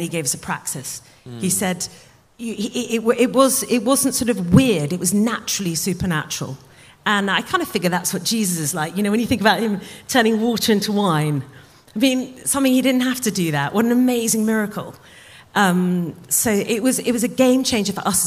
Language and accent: English; United Kingdom; we are really British